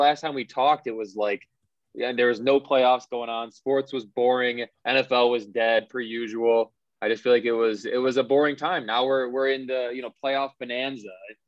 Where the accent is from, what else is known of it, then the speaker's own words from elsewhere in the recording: Michigan, United States; now in Phoenix, United States; I grew up in Michigan.